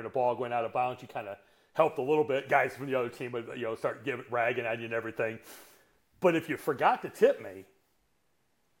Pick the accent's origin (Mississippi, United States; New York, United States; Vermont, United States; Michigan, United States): Michigan, United States; Detroit / northern; In 77, we moved from Detroit up to northern Michigan